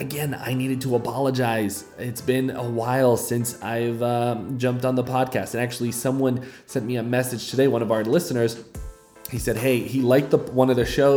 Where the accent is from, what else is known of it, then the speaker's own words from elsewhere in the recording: Fall River, Massachusetts, United States; moved away as an adult; now in Uganda; settled into Fall River, Massachusetts, where I grew up, if you haven't noticed about my accent yet